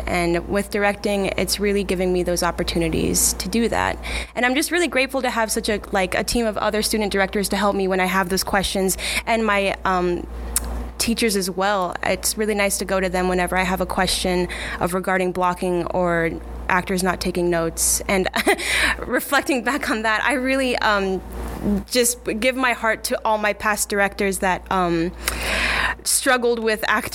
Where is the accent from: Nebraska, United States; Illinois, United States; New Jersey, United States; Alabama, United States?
Nebraska, United States; Scottsbluff; moved away; I'm originally from Scottsbluff, Nebraska